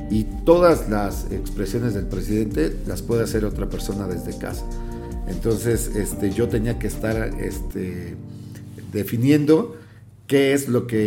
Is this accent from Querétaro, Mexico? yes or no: no; Chilpancingo, Guerrero, Mexico; yo de, Chilpancingo, de mi pueblo, venía de hacer radio y de, y de periodismo impreso.